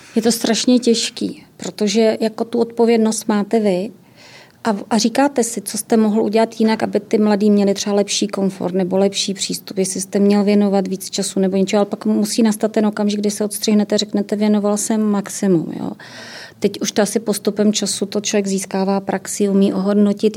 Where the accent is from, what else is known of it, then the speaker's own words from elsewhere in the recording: Ostrava region, Moravian-Silesian Region, Czechia; já jsem z Ostravska